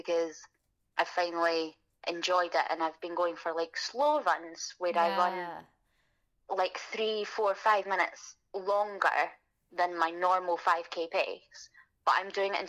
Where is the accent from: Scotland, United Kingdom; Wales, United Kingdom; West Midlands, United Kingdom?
Scotland, United Kingdom; Glasgow; born or raised there